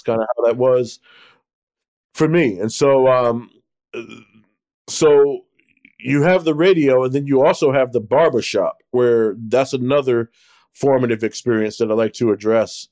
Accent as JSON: {"language": "English", "town": "Newark", "region": "New Jersey", "country": "United States", "tie": "born or raised there", "said": "what life was like growing up in Newark"}